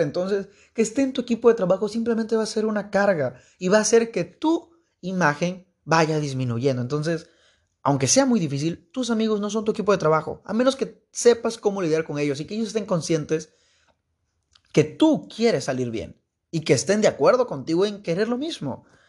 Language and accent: Spanish; Veracruz, Mexico; Soy de Veracruz. no Veracruz Puerto, pero de una ciudad de Veracruz.